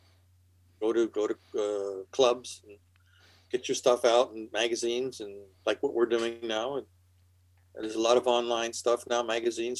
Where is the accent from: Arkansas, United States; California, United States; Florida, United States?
California, United States; moved away as an adult; also born or lived in Pennsylvania / New York; My family was from Pennsylvania, and in the late 50s, my father and us, we drove across country to California